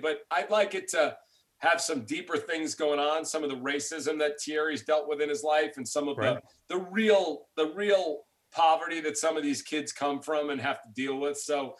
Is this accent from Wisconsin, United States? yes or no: no; New York City, New York, United States; those are guys I grew up with in New York.